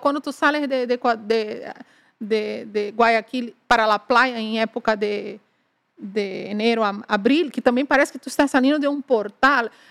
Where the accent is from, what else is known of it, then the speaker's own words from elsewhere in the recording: Northeast Region, Brazil; moved away as an adult; also born or lived in Ecuador; sou do nordeste de Brasil